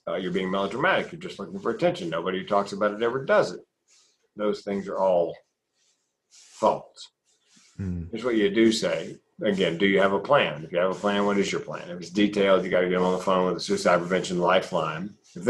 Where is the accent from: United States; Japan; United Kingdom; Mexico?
United States; the South; You know, when I grew up in the South, big boys don't cry.